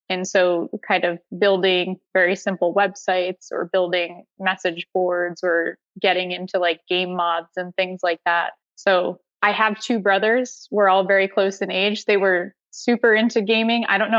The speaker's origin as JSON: {"language": "English", "region": "Connecticut", "country": "United States", "tie": "born or raised there", "said": "So my family had a family business that was in retail. And so I grew up doing a lot of thin"}